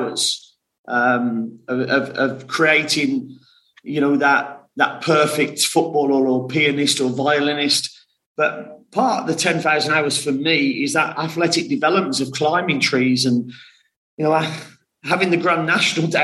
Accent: West Bromwich, West Midlands, United Kingdom; Only born in West Bromwich

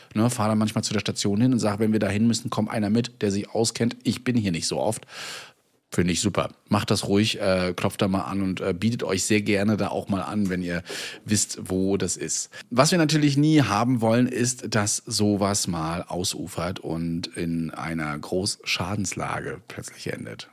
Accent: Rostock, Mecklenburg-Vorpommern, Germany; bei uns in Rostock

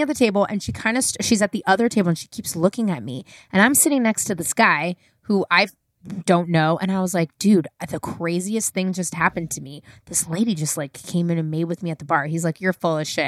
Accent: San Francisco, California, United States; also born or lived in New York City; I'm born and raised in San Francisco

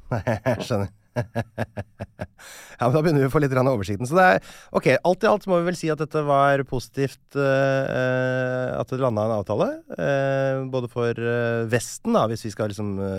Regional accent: Norway; vi nordmenn

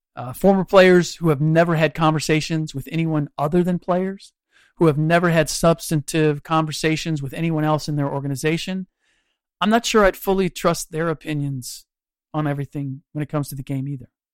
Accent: Cincinnati, Ohio, United States; I grew up in Cincinnati

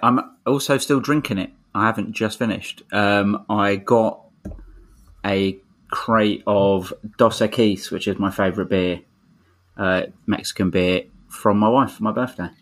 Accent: London, United Kingdom; I'm from Streatham and I've lived in SW16 my whole life

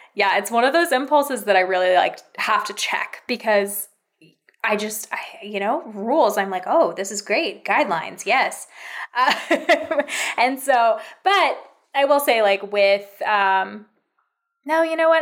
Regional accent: California, United States; moved away as an adult; I'm actually from California

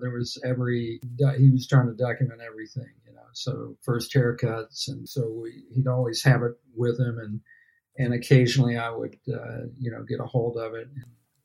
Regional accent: Alabama, United States; moved away as an adult; now in Los Angeles, United States; I grew up down in Alabama.

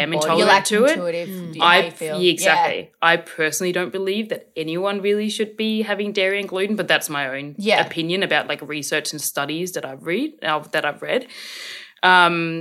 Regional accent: Korsør, Zealand, Denmark; now in Australia; I grew up in Denmark

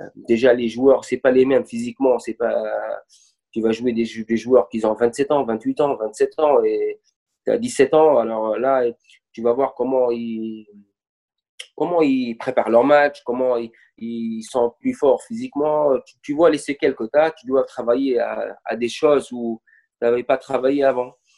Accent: Bizerte, Bizerte Governorate, Tunisia; je suis de Bizerte, et toute ma famille, ils sont à Bizerte

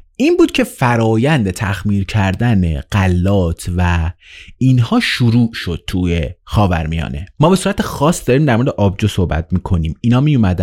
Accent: Iran; توی ایران به دنیا اومدم

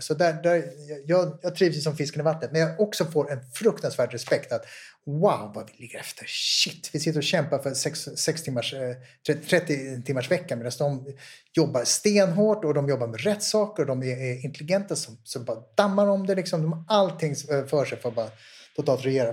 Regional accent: Sweden; Jag kommer från Sverige.

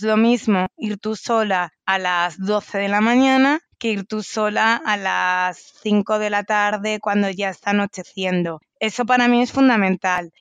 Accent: Spain; como española eh, estoy muy cómoda en Latinoamérica.

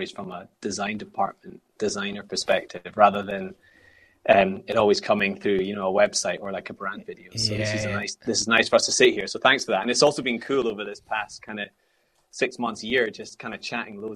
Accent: Scotland, United Kingdom; growing up in Scotland

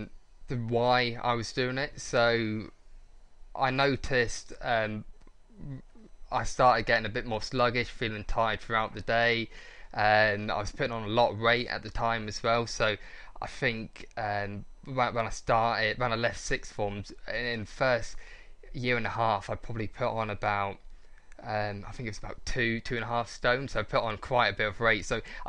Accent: Corby, East Midlands, United Kingdom; also born or lived in London; Yeah, so I was born in London. So I lived there for 8 years. But for the last, let's say, 14 years, I've been living in Corby, so I'm local lad.

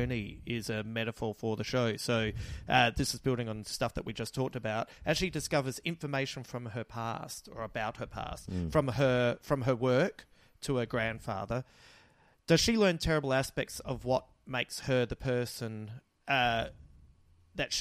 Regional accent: Australia; I love being Australian and I love this country

